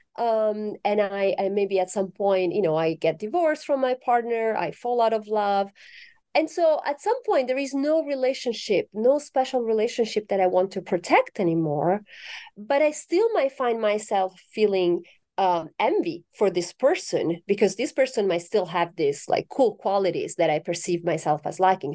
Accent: Italy; moved away as an adult; now in United States; I'm originally from Italy, um, so I correspond to the stereotype of the passionate Italian

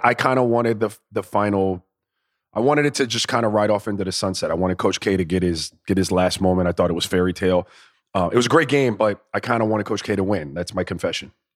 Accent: Florida, United States; I'm a kid from Florida

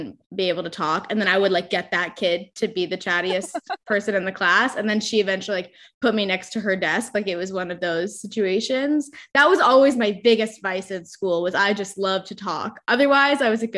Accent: Orange County, California, United States; also born or lived in Chicago; I grew up in Orange County, which is like known for being a conservative part of California

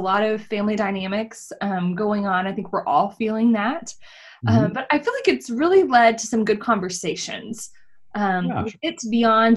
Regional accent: Texas, United States; I'm from Texas

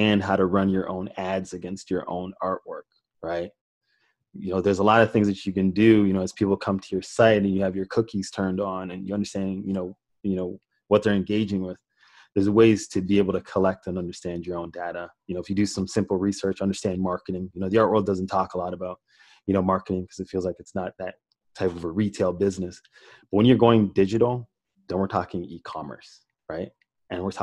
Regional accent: Toronto, Ontario, Canada; also born or lived in Jamaica; I grew up in Toronto, Canada. I was born in Jamaica, but I grew up in Toronto.

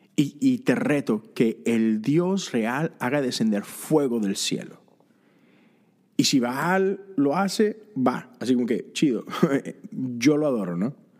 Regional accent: Monterrey, Nuevo León, Mexico; soy de Monterrey, soy fan de los Tigres y recuerdo esos primeros sábados que me iba con, mis amigos al estadio

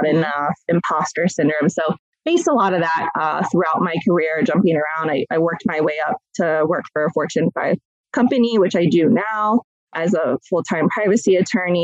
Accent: Columbus, Ohio, United States; I have been born and raised in Columbus, Ohio, still reside here today

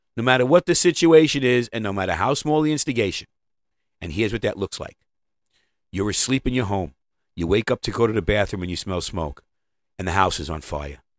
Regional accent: New York, United States; I'm from New York

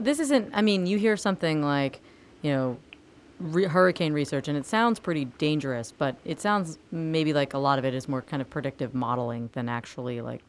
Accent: Florida, United States; I'm actually from Florida

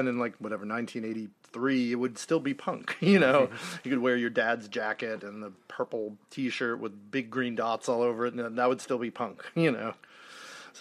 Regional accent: Marin County, California, United States; I grew up in Marin County, California, which is about 15 miles north of San Francisco

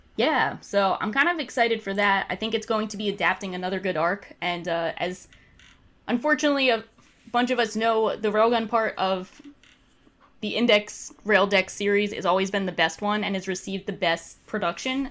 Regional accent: New Jersey, United States; resident of New Jersey

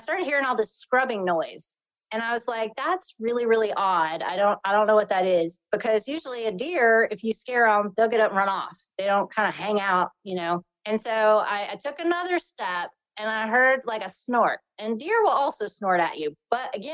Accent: North Carolina, United States; I'm from North Carolina. I've lived here most of my life

